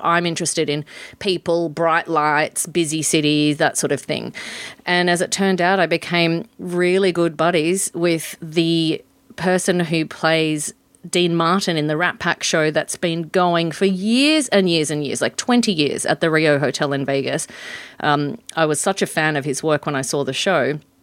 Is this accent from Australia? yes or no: yes; Port Hedland, Western Australia, Australia; moved away as an adult; also born or lived in Sydney; I grew up in Port Hedland